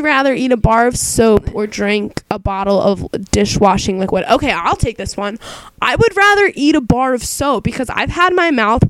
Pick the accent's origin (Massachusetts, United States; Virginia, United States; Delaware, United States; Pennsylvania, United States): Delaware, United States; I don't think that Delawareans have very strong accents. We're all a little nasally.